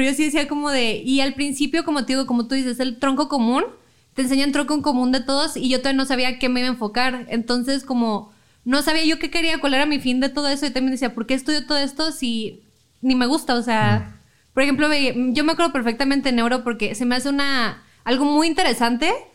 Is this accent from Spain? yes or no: no; Chihuahua, Mexico; moved away as an adult; yo no soy aquí, yo soy de Chihuahua. Ah, pero me vine acá para estudiar porque ya no estaba la carrera.